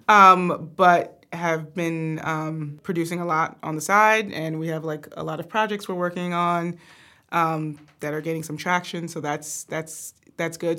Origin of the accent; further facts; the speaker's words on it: Atlanta, Georgia, United States; we're originally from Atlanta, Georgia